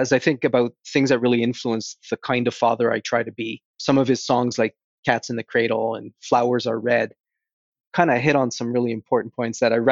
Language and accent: English; Toronto, Ontario, Canada; being from Toronto and a lifelong Toronto Maple Leaf fan